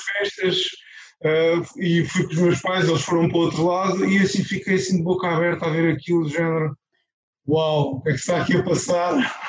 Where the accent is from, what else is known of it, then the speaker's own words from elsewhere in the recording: Loulé, Algarve, Portugal; eu sou de Lolé, do Algarve